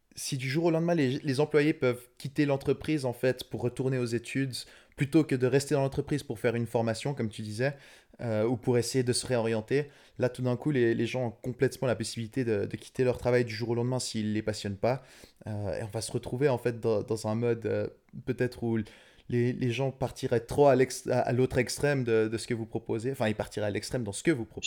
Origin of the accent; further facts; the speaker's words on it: Switzerland; je suis suisse donc pas européen